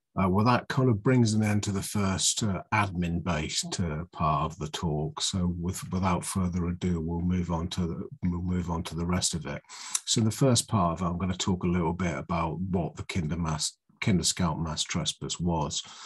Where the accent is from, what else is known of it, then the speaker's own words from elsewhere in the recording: Oxfordshire, South East England, United Kingdom; I come from Oxfordshire, where you where it's more like a, sweet earth and kind of rolling hills.